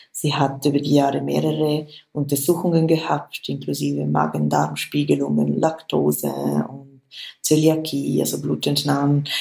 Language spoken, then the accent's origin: German; Switzerland; Bei uns in der Schweiz